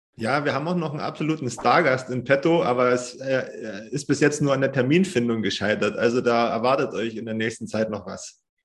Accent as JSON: {"language": "German", "country": "Germany", "said": "bei uns in Deutschland"}